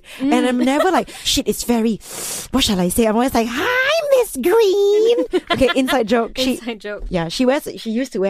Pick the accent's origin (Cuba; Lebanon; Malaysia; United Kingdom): Malaysia; I'm this person from Malaysia